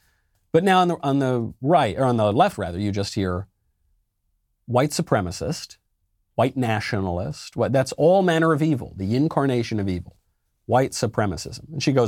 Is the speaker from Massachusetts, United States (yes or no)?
no; New York, United States; And I'm a New Yorker, so I certainly don't watch the Patriots.